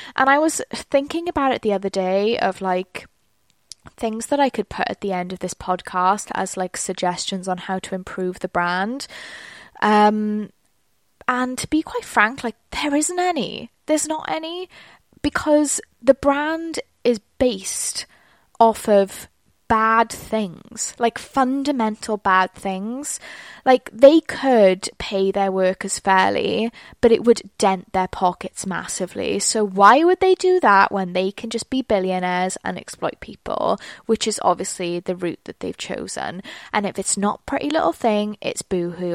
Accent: United Kingdom; I'm British.

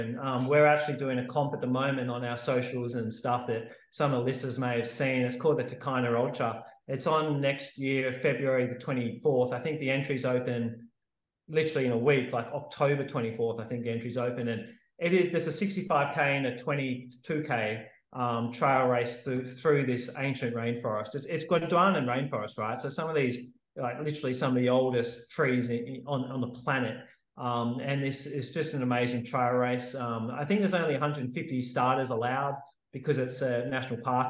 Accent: Sydney, New South Wales, Australia; moved away as an adult; also born or lived in Perth; now in Western Australia, Australia; I'm living in Frio in WA at the moment, but I grew up in Sydney

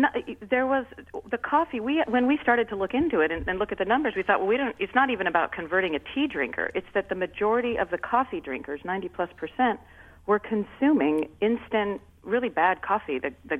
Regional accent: Seattle, Washington, United States; moved away as an adult; also born or lived in London; We're from Seattle, but we were living over in London for years.

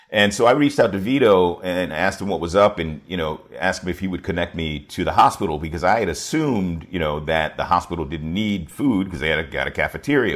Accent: Washington, District of Columbia, United States; also born or lived in York County, Virginia; I grew up in Washington, D C.

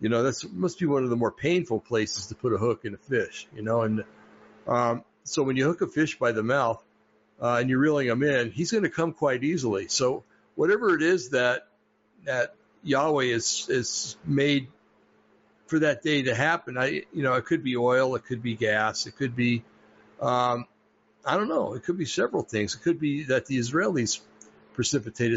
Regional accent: United States; I was proud, and I still am proud about being an American

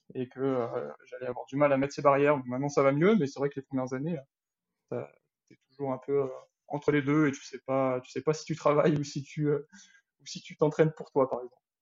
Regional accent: L'Île-Rousse, Corsica, France; moved away as an adult; also born or lived in Bastia / Font-Romeu; je suis né à Bastia, donc, et puis j'ai, j'ai grandi, j'ai grandi à Lille-Rousse, et puis je suis parti à 18 ans pour les études

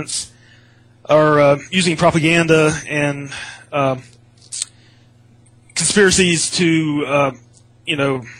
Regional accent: United States; growing up in America

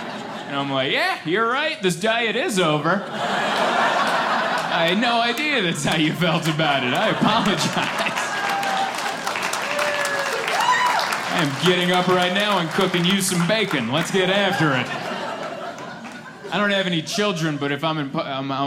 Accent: San Diego, California, United States; I'm from San Diego. That's where I call home. San Diego, California

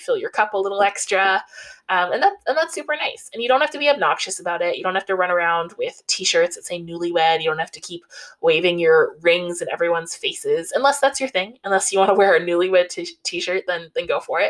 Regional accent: Canada; I'm Canadian

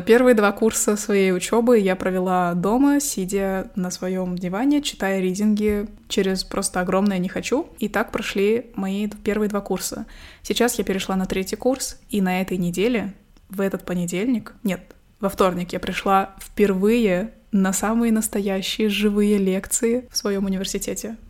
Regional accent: Kazakhstan; also born or lived in Astana; Я казашка, живу в Казахстане, в столице Казахстана, городе Астана, Нурсултан

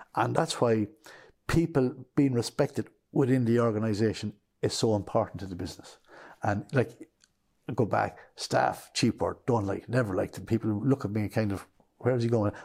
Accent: Kilbeggan, Leinster, Ireland; moved away as an adult; also born or lived in Portlaoise; now in Clonakilty, Ireland; I grew up in Westmead and Kilbeggan was part of a family of nine.

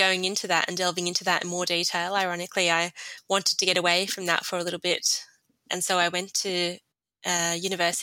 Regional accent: Sydney, New South Wales, Australia; also born or lived in Jordan; I grew up here in Sydney. My family came or migrated to Australia from Jordan in 1992.

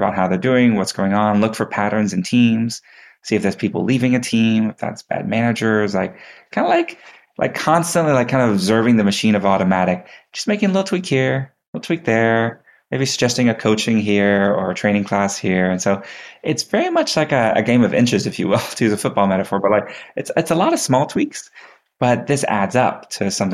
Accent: Texas, United States; growing up in Texas, I took 2 years of Texas history

